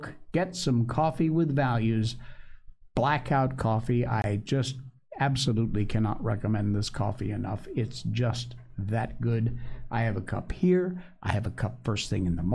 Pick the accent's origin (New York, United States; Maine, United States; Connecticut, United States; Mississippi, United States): Connecticut, United States; moved away; back in my home state in Connecticut